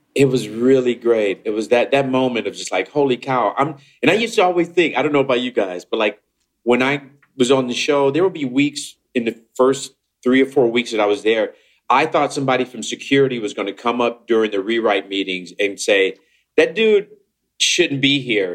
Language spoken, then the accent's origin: English; Chicago, Illinois, United States; I was this nerd from Chicago